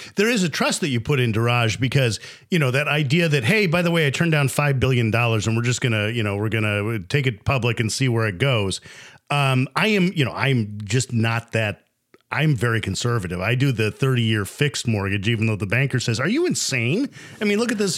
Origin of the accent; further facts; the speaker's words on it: United States; as an American native